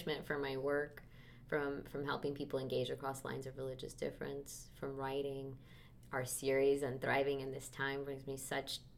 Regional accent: Miami, Florida, United States; moved away; also born or lived in East Coast / Midwest; I am from Miami, Florida.

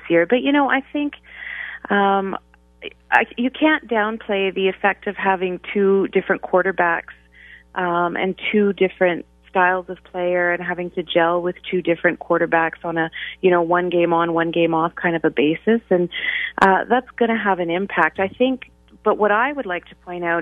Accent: Western Canada, Canada; now in Ottawa, Canada; I'm from Western Canada

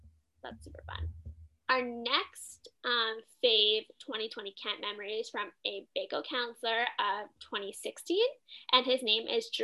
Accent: Canada; I'm Canadian

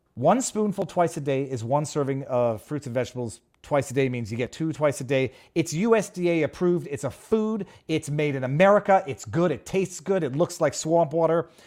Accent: Canada

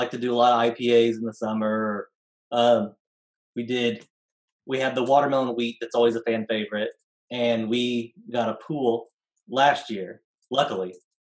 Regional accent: Grain Valley, Missouri, United States; also born or lived in Kansas City; I grew up in Grain Valley.

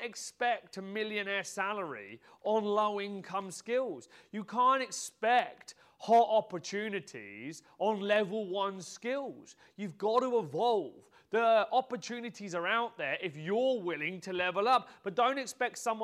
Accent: Peterborough, East of England, United Kingdom; I was born in Peterborough. I started off my life in this modest terraced house

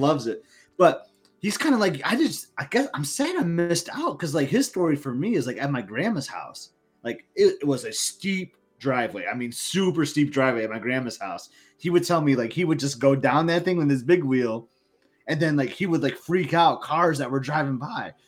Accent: Lansing, Michigan, United States; I'm from Lansing, Michigan

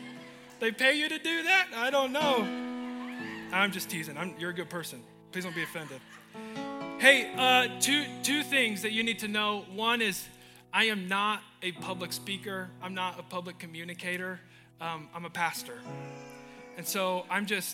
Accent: Nampa, Idaho, United States; now in Portland, United States; I love Nampa. I was born in Mercy Medical Center

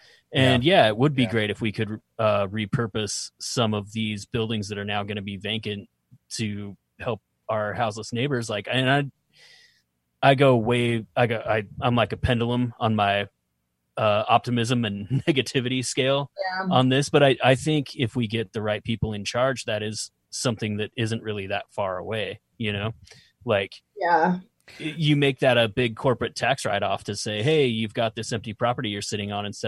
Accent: Utah, United States; We're from Utah.

